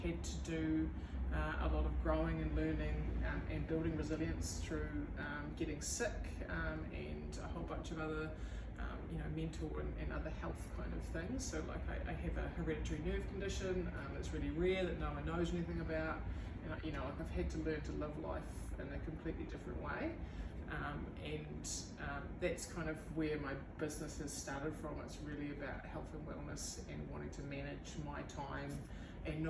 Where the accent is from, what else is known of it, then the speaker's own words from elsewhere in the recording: Dunedin, Otago, New Zealand; also born or lived in Waitati; I grew up in Dunedin. I live in Waitati.